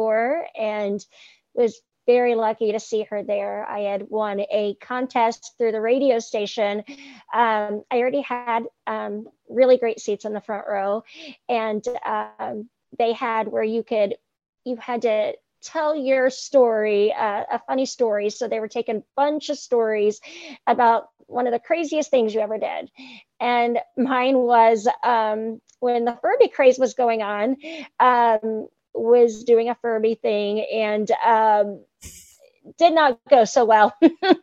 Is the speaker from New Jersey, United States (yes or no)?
no; Indianapolis, Indiana, United States; I'm from Indianapolis, Indiana